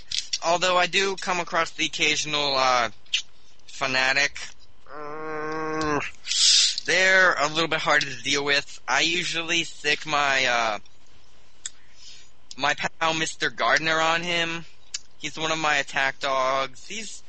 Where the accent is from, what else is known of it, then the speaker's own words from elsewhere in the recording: Toronto, Ontario, Canada; Well, I was born and raised in Toronto, and my mother raised me in a pretty cramped apartment